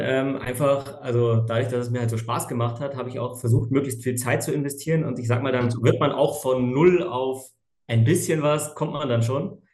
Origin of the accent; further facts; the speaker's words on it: Munich, Bavaria, Germany; komme aus München